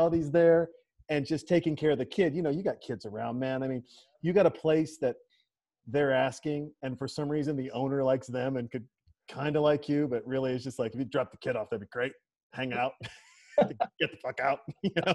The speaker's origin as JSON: {"language": "English", "region": "Montana", "country": "United States", "tie": "born or raised there", "moved": "yes", "said": "my home state, Montana"}